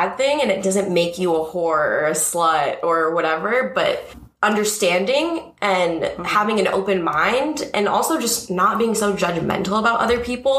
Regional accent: Los Angeles, California, United States; I grew up in Woodland Hills in the Valley, so not far from here

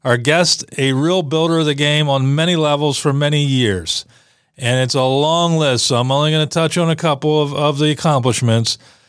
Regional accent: Western Pennsylvania, United States; moved away; I grew up in Western PA.

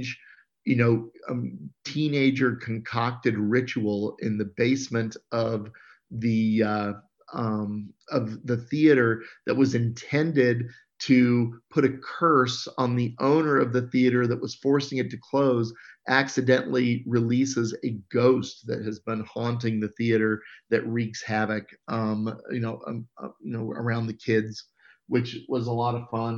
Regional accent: Abilene, Kansas, United States; I grew up in Abilene, Kansas

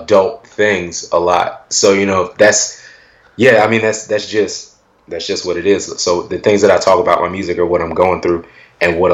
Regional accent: Willingboro, New Jersey, United States; being from Willingboro

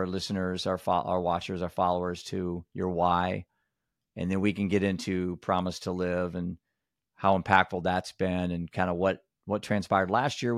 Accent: Iowa, United States; When you're from Iowa

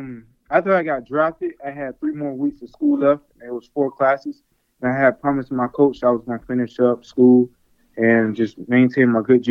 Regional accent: Atlanta, Georgia, United States; Yes, I'm from Atlanta, Georgia, yes.

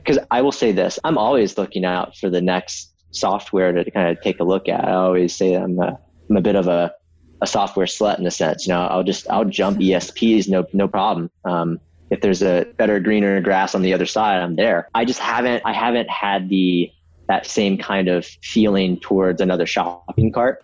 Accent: Myrtle Beach, South Carolina, United States; I grew up in Myrtle Beach, South Carolina

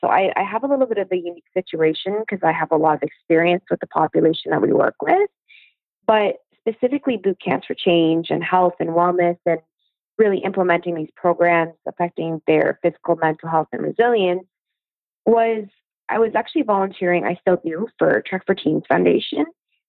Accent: London, United Kingdom; she lives in the house that I grew up in London, beside us.

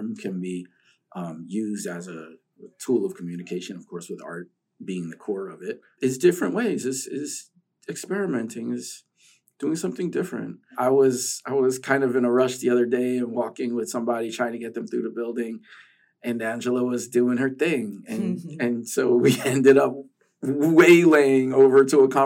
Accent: New York, United States; growing up in New York

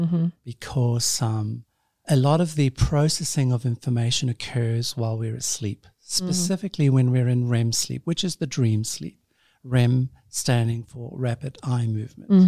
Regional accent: Australia; I'm Australian.

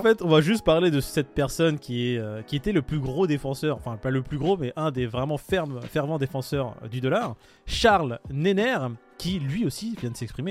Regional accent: France; nous en tant que Français

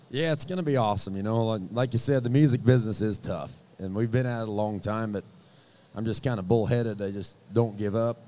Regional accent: Wyoming, United States; I'm from Wyoming

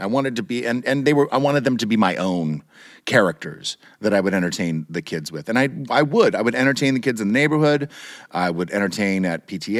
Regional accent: Turner, Kansas, United States; I grew up in a little suburb of Kansas City, Kansas, on the Kansas side, not the Missouri side.

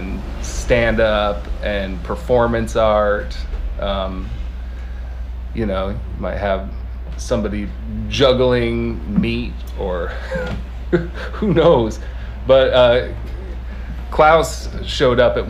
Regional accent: Lancaster, California, United States; I grew up in Lancaster, California, in the Mojave Desert

